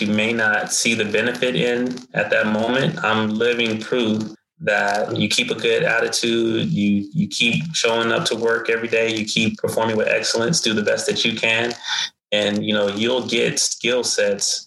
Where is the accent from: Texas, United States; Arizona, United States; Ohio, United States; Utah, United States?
Arizona, United States; Phoenix; I come from South Phoenix. I still live in South Phoenix